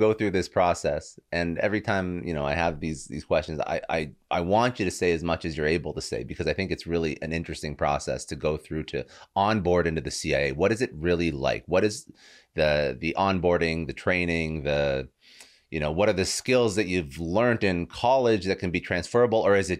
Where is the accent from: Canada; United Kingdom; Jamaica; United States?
Canada; my dad was in CSIS. I'm Canadian.